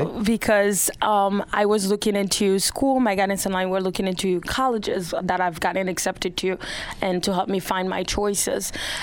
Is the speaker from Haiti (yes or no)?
yes; Port-au-Prince, Ouest, Haiti; moved away; also born or lived in west part of Haiti; I am from Haiti. I am from the west part of Haiti, but I grew up in the capital, Port-au-Prince.